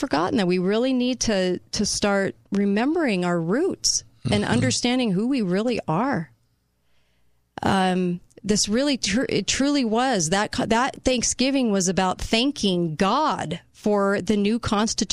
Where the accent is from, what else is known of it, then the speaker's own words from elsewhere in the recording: United States; We are Americans